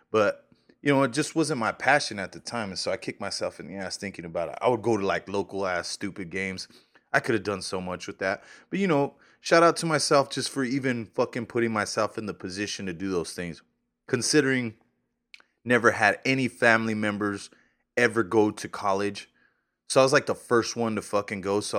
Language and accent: English; New Mexico, United States; now in Kansas, United States; I'm from New Mexico, Nuevo Mexico. Shout out Nuevo Mexico.